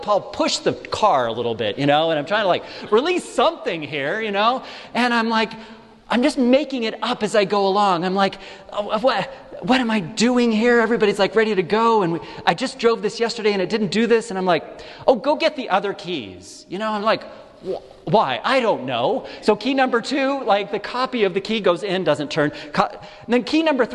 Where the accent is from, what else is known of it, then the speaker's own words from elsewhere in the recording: California, United States; now in Denver, United States; California, my home state